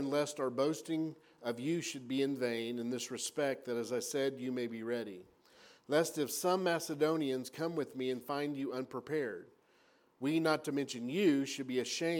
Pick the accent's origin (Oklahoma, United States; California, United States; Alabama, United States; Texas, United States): Oklahoma, United States; I'm from Oklahoma